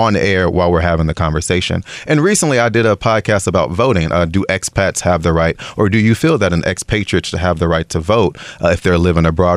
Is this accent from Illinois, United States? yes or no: yes; Chicago, Illinois, United States; moved away as an adult; now in Taiwan; I'm originally from Chicago, Illinois.